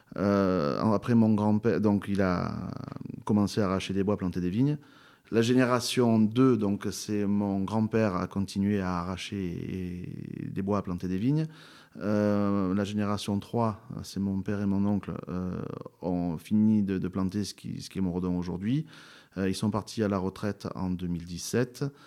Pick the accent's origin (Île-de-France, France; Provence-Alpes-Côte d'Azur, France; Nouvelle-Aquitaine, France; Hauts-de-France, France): Provence-Alpes-Côte d'Azur, France; Châteauneuf-du-Pape; je suis l'Obélix de Châteauneuf-du-Pape